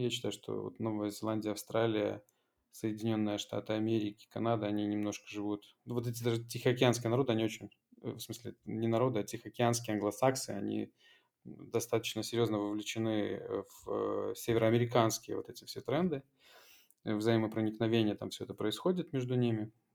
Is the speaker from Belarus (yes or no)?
yes; Belarus; moved away as an adult; now in Poland; родная страна